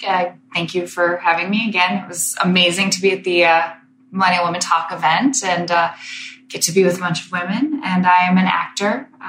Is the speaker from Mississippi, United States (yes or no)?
no; Michigan, United States; now in Miami, United States; I'm not from Michigan. Miami. I'm from Michigan originally.